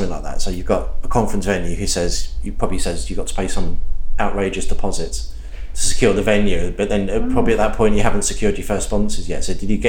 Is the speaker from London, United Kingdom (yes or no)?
yes; London, United Kingdom; moved away as an adult; I used to live in London, so I was born in London. I moved away about 20 years ago for precisely that reason.